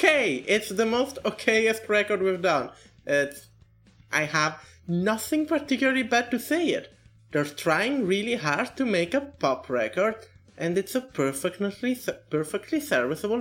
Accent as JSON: {"language": "English", "country": "Italy", "said": "I'm from Italy"}